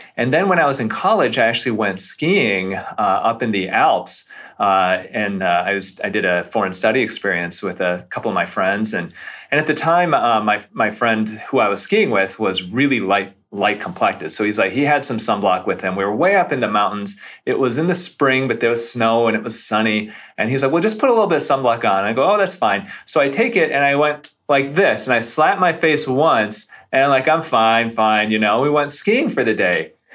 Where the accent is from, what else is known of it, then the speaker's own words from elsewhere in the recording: Grand Rapids, Michigan, United States; also born or lived in Beverly Hills, California; now in Detroit area, United States; I grew up near Grand Rapids